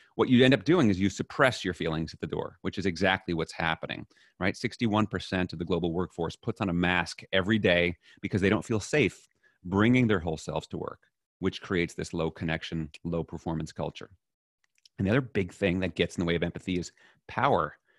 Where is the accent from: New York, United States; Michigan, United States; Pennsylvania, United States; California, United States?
New York, United States; New York City; I was raised in New York City